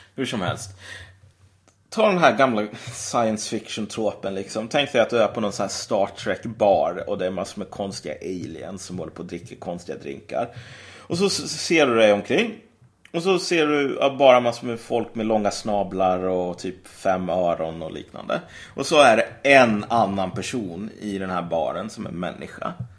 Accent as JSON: {"language": "Swedish", "country": "Sweden", "said": "vi är svenskar, vi som bor i Sverige och har svenskt medborgarskap och typ talar svenska, kallar oss själva svenskar"}